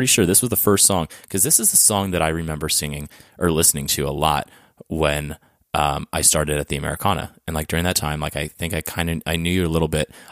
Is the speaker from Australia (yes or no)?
no; Mexico; also born or lived in Orange County, California; now in United States; I'm from Mexico